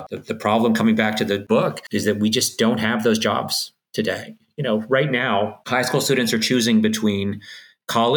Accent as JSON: {"language": "English", "country": "Canada", "said": "I'm Canadian"}